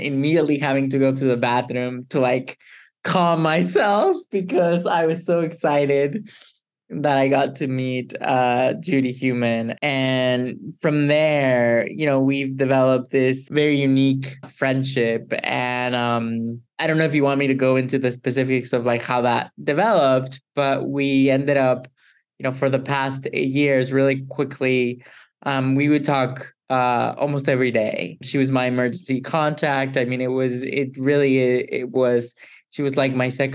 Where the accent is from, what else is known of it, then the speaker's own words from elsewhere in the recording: Mexico; moved away; I'm originally from Mexico